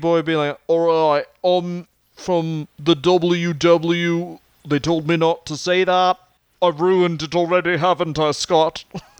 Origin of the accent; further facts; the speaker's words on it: Canada; I am Canadian